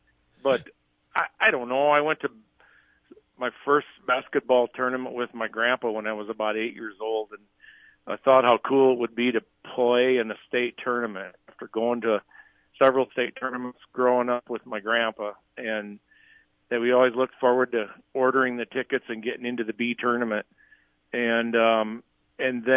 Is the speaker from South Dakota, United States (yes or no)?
yes; Wagner, South Dakota, United States; being from Wagner, my hometown